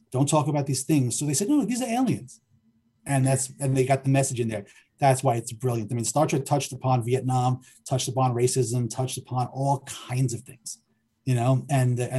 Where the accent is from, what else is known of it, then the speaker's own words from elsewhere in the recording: New York City, New York, United States; growing up in Forest Hills, Queens, when I was a little kid